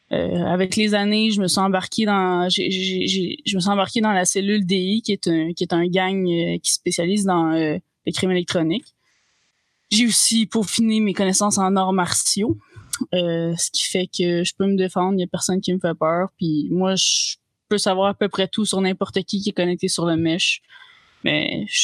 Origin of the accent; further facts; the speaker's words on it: Italy; French is a second language; Je suis italienne et j'ai 26 ans. Je ferai pas d'accent tout le long parce que...